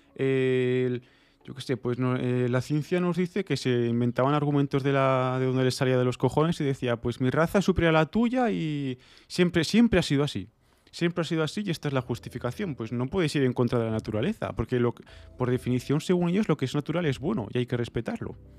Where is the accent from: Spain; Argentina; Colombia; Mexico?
Spain; yo soy español por, porque es una, yo qué sé, por convención, es una contingencia que tengo en mi vida por haber nacido en, este suelo